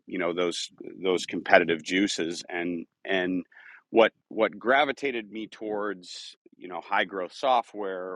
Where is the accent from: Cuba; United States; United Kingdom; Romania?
United States; Eden Prairie, Minnesota; I grew up in Minneapolis area, Eden Prairie, which is now actually where our company is headquartered as well